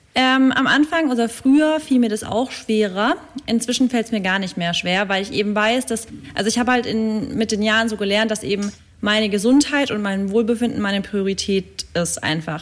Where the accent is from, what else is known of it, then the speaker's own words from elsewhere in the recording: near Stuttgart, Baden-Württemberg, Germany; moved away as an adult; now in Berlin, Germany; Ich komme ja eigentlich aus der Richtung Stuttgart